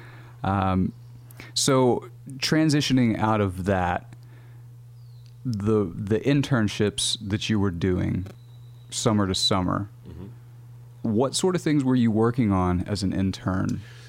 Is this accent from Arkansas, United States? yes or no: yes; Northwest Arkansas, United States; I'm from Northwest Arkansas